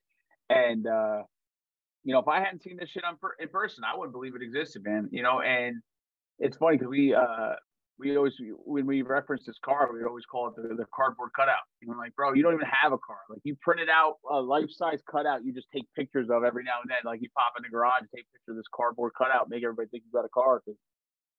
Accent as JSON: {"language": "English", "region": "New Jersey", "country": "United States", "said": "obviously I'm from Jersey"}